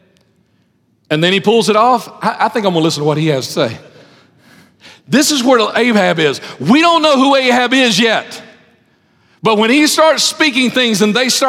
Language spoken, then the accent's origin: English; Lipscomb, Alabama, United States; I grew up in Lipscomb back when Lipscomb was a good place to grow up in.